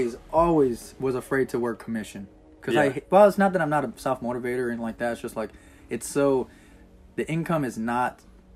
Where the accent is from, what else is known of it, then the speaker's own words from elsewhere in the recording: Inland Empire, Southern California, United States; moved away as an adult; also born or lived in Los Angeles County, California / Arizona; now in Enid, United States; I grew up in Southern California, in the Inland Empire. Born into LA County. Then I just kind of like ventured off to Arizona for a little bit. And I came back to the Inland Empire, which is like San Bernardino, Riverside.